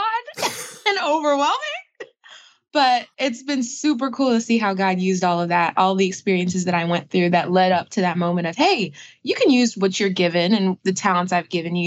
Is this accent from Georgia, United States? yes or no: yes; Atlanta, Georgia, United States; born or raised there; also born or lived in Brooklyn, New York